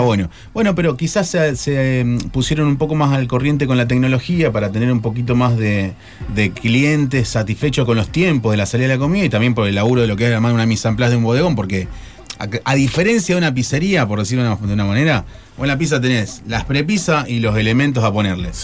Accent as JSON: {"language": "Spanish", "region": "Tucumán", "country": "Argentina", "moved": "yes", "said": "Yo vengo de Tucumán"}